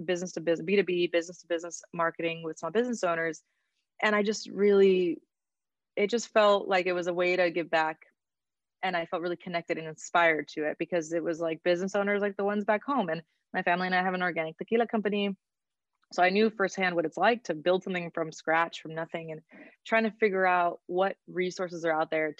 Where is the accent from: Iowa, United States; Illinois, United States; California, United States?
California, United States; Oxnard; I'm from Oxnard, California. My family is from Mexico. Both my parents' families are originally from there. And I grew up in a city that feels like a small town